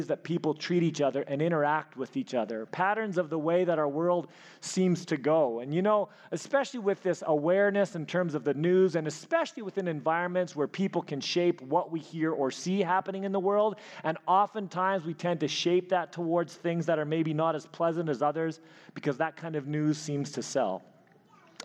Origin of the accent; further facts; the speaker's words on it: Elkhorn, Manitoba, Canada; moved away; I grew up in Elkhorn, Manitoba